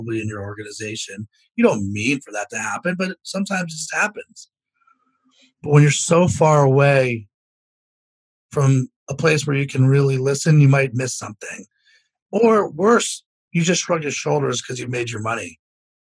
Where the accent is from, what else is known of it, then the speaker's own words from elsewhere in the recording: Potomac, Maryland, United States; I was born in Potomac, Maryland